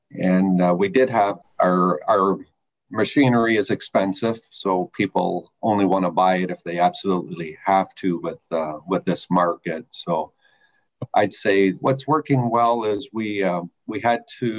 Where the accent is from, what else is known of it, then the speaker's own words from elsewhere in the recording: Eastern Canada, Canada; now in United States; I'm originally from Eastern Canada and been in the States since 1997.